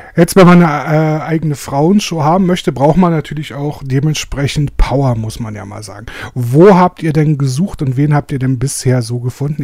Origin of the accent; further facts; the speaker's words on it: Germany; als Deutscher